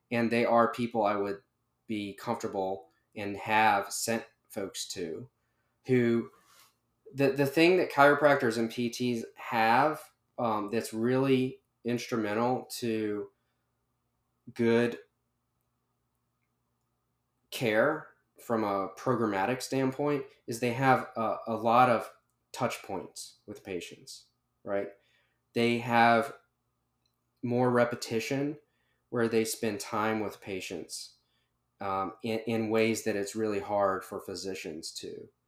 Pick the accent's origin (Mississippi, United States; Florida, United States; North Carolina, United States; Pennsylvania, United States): North Carolina, United States; Charlotte; Yeah, so I'm mostly from the Carolinas, Charlotte in particular. My family, my wife's family is all in the Carolinas.